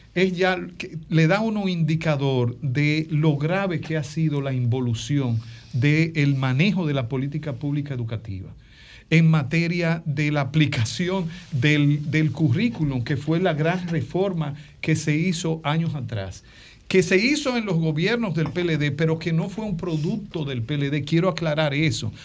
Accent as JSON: {"language": "Spanish", "country": "Dominican Republic"}